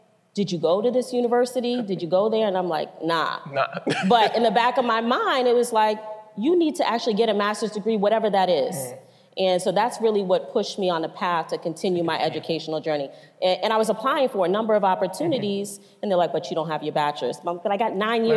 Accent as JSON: {"language": "English", "town": "Cambridge", "region": "Massachusetts", "country": "United States", "tie": "born or raised there", "said": "growing up in Cambridge, you know, being raised by a single parent, growing up in the projects"}